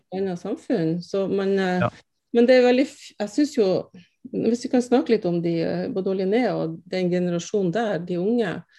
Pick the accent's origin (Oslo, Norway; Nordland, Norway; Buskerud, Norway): Nordland, Norway; Andenes; Jeg er jo fra Andes